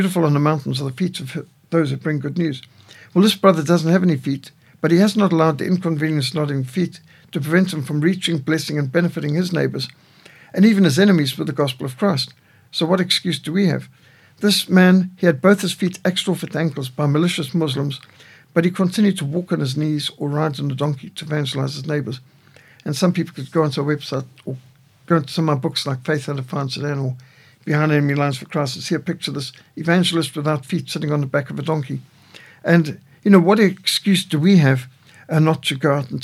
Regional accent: South Africa; I'm from South Africa

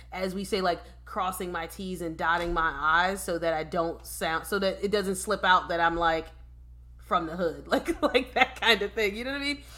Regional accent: Philadelphia, Pennsylvania, United States; moved away; I'm from Philadelphia

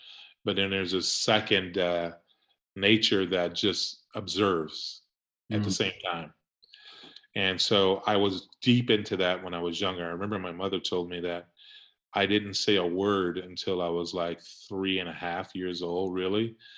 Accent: Jackson, Mississippi, United States; also born or lived in Heidelberg, Germany; I started in Heidelberg, Germany, but I was born in Jackson, Mississippi, and at 6 months old, I was flown to Heidelberg, Germany when my father was in the service.

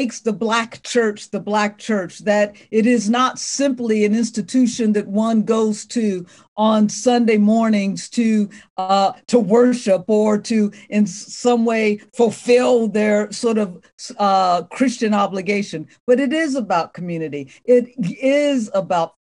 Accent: Ohio, United States; I'm from Ohio

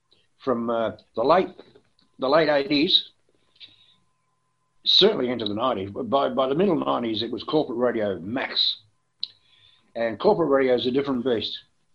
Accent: Melbourne, Victoria, Australia; But there were a few people at the FM 104 who didn't like me, basically because I came from Melbourne.

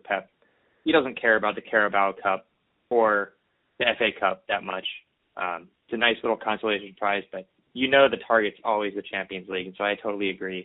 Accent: Boston, Massachusetts, United States; being a Boston guy myself

